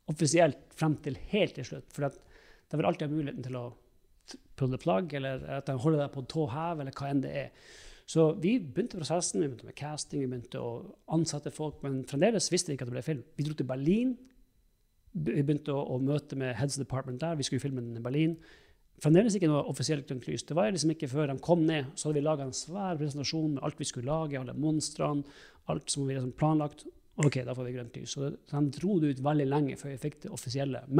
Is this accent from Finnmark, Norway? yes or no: yes; Alta, Finnmark, Norway; Jeg er hjemme i Alta og vi har snakka en stund for Kurt Josef-karakteren lagde vi en gang til et radioprogram.